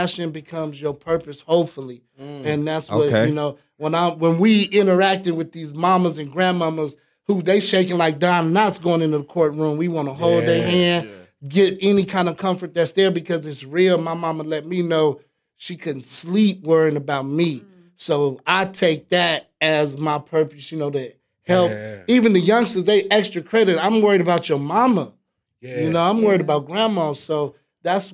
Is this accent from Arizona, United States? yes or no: no; California, United States; I'm from California as well